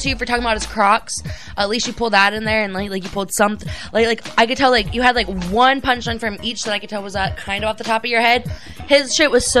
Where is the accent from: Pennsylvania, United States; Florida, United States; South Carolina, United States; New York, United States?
Florida, United States; Sarasota; also born or lived in Port Charlotte, Florida, United States; I was basically born and raised in Sarasota